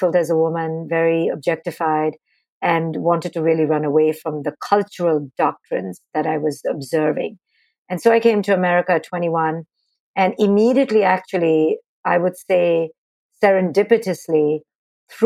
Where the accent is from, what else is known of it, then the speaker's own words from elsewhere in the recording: India; moved away as an adult; now in United States; I grew up in India